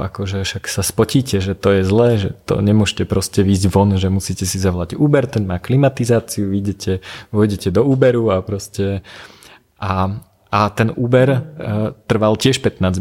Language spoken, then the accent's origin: Slovak; central Slovakia, Slovakia; now in Bratislava, Slovakia; ja som vyrastal na strednom Slovensku, okolo mňa nízke Tatry